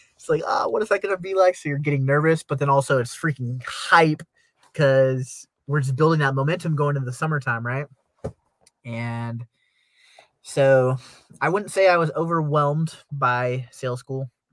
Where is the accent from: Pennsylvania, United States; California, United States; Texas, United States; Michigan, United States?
California, United States; moved away as an adult; also born or lived in Nebraska; I'm originally from California